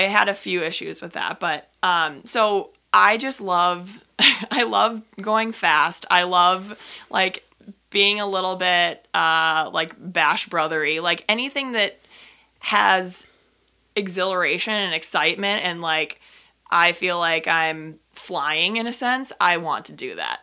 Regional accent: Minnetonka, Minnesota, United States; I grew up in Minnesota, in Minnetonka, similar area to where Teresa grew up

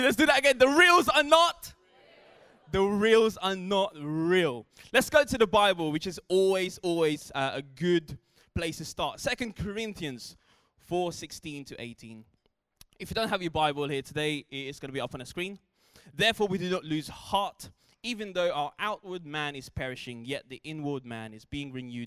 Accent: Philippines; I grew up in the Philippines

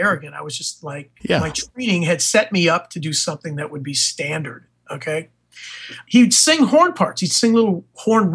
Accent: Chicago, Illinois, United States; I'm from Chicago.

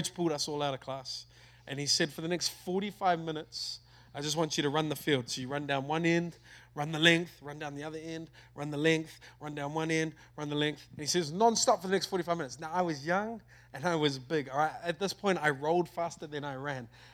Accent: Auckland, New Zealand; I'm from New Zealand. From a place in New Zealand called Auckland. I love my country

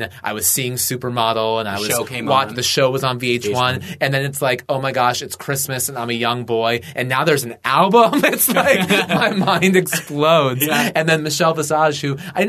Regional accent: Washington, District of Columbia, United States; also born or lived in Atlanta, Georgia, United States; I grew up in the D.C. area, I was born in Atlanta.

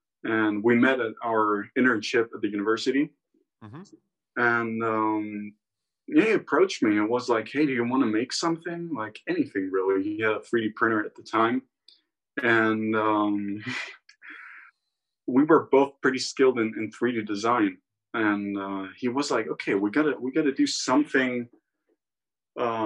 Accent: Rhodes, South Aegean, Greece; also born or lived in Crete; I live full time in Greece, and I grew up in Rhodes, where I'm at right now.

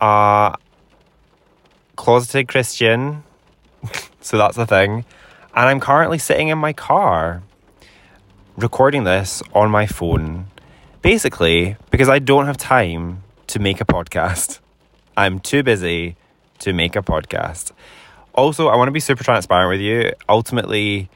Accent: Scotland, United Kingdom; I'm Scottish, and I am the most Scottish I've ever been in my whole life. But I do live in Scotland

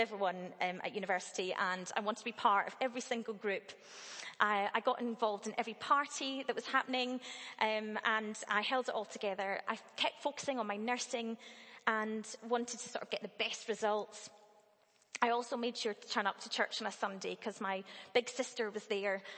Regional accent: Dunblane, Scotland, United Kingdom; I grew up in Dunblane, a fairly small town

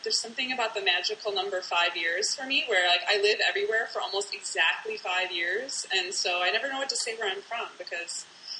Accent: Detroit, Michigan, United States; also born or lived in Flint / Illinois; I actually am a Midwesterner. I mean, I grew up in Detroit as a little kid, and then moved to Flint, Michigan. when I was about middle school aged

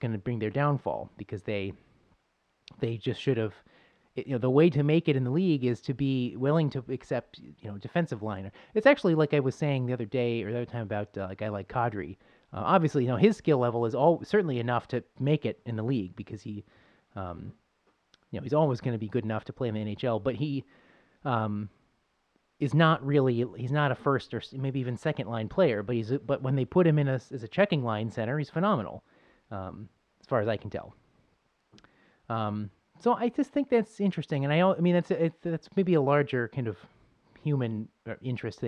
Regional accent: Buffalo, New York, United States; moved away; I'm from Buffalo

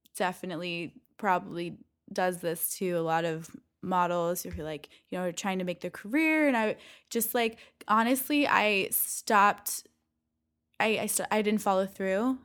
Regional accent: Valencia, California, United States; I grew up in Valencia, California

